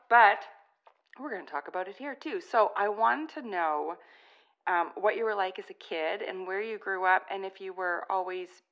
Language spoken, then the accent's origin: English; California, United States; also born or lived in Korea; I was born in California.